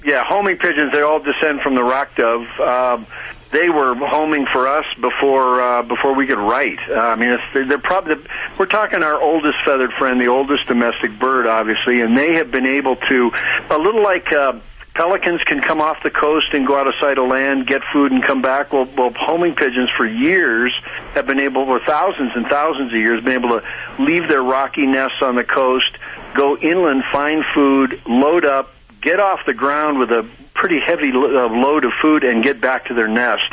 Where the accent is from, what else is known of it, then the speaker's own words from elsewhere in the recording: Seattle, Washington, United States; I grew up in Seattle